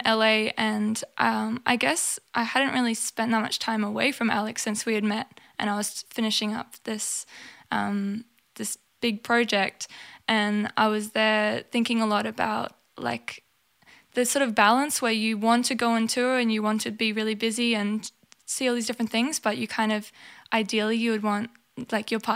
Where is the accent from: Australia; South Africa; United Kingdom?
Australia; Townsville, Queensland; growing up in Townsville